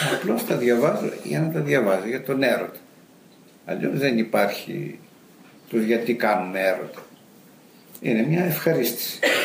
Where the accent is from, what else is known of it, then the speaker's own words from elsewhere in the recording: Macedonia, Greece; moved away as an adult; also born or lived in England; στη Μακεδονία που γεννήθηκα εγώ